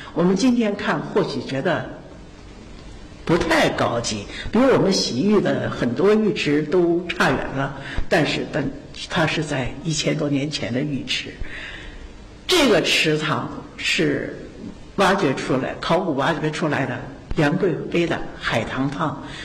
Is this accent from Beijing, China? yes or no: no; Zhouzhi, Shaanxi, China; 我来自陕西，来自周至县